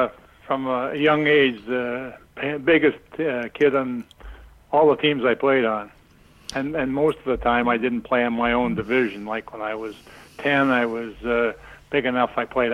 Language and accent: English; Beeton, Ontario, Canada; also born or lived in Sudbury, Ontario; I was born in Sudbury. My dad worked for the Sudbury Star, and he was up there just because he was a heck of a ball player. anyway, my mom didn't like it up there, so we moved down and come down to a little place called Beaton, which is just south of Barrie.